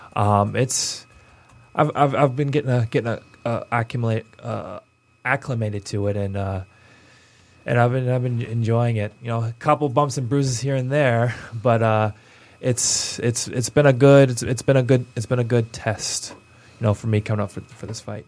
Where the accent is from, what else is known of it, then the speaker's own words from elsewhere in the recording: Pontiac, Michigan, United States; my hometown of being uh, Pontiac, Michigan